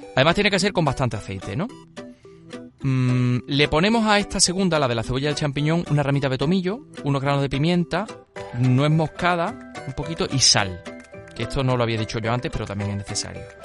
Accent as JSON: {"language": "Spanish", "town": "La Carolina", "region": "Andalusia", "country": "Spain", "said": "una receta de la Carolina, de mi pueblo"}